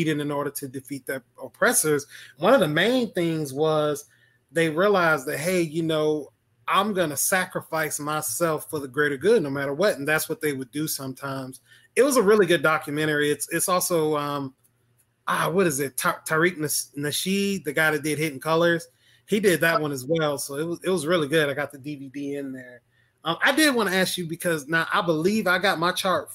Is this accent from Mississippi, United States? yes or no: yes; Mississippi, United States; I'm from Mississippi